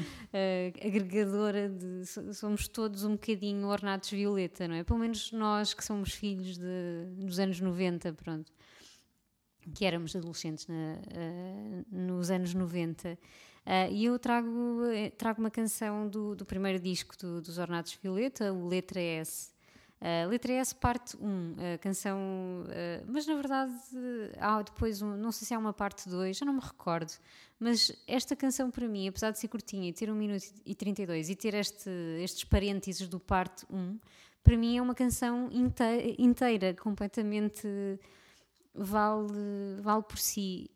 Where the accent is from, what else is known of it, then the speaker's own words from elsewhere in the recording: Portugal; somos nós, portugueses